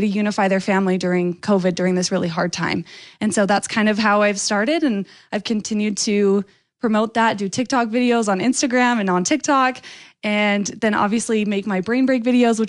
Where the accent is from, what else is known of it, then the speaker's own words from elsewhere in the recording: Lehi, Utah, United States; I was happy to represent Lehi, my home state, or my hometown, yeah. and then Utah, my home state